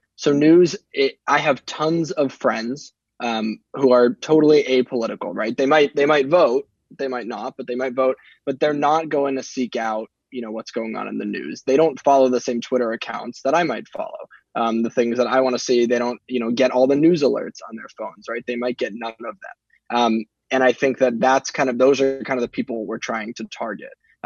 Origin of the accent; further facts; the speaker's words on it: Southern California, United States; now in Northern California, United States; born and raised in California, in Southern California, moved up to Northern California after I graduated college